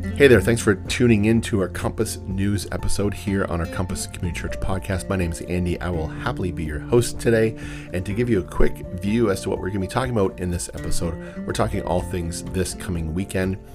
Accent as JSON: {"language": "English", "town": "Windsor", "region": "Ontario", "country": "Canada", "said": "I'm from the Windsor area."}